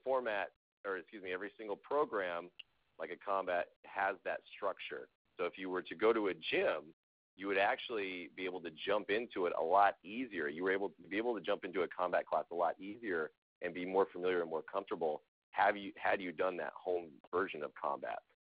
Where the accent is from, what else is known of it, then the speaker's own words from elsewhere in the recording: Southern California, United States; I'm from Southern California